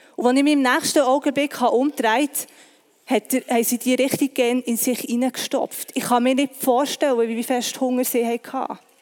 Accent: Bern, Switzerland; Ich bin im Breitsch aufgewachsen

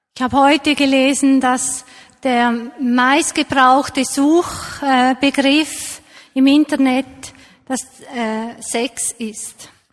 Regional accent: Switzerland; hier bei uns in der Schweiz

